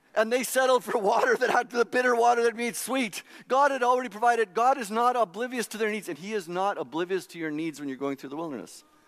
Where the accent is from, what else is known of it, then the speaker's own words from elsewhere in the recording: Saskatchewan, Canada; I grew up in Saskatchewan, and it's not like Calgary